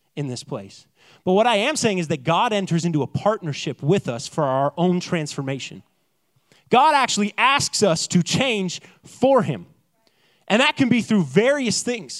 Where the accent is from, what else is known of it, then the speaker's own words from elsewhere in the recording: Canada; I'm Canadian. And I bring with me my accent and the culture that I came from.